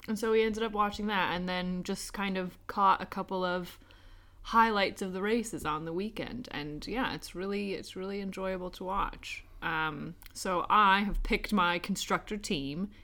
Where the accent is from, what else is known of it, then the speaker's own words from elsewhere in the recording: United States; moved away as an adult; now in United Kingdom; where I grew up in America